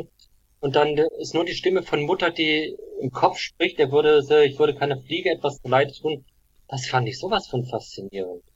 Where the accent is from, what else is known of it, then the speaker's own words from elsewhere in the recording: Black Forest, Baden-Württemberg, Germany; ich komme ja aus dem Schwarzwald.